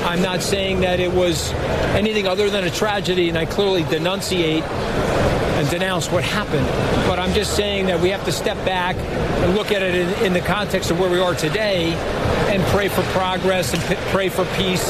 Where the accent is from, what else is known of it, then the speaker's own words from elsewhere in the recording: United States; as an American